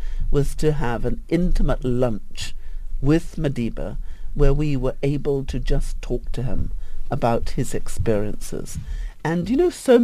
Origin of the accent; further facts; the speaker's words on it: England, United Kingdom; when I was a young child growing up in England, so many miles away from South Africa